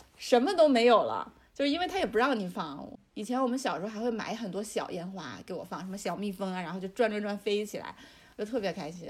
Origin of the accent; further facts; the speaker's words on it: northern China, China; 因为我是北方的话是有那个暖气的嘛